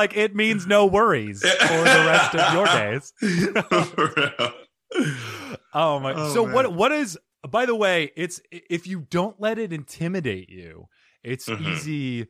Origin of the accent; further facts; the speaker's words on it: United States; I'm American.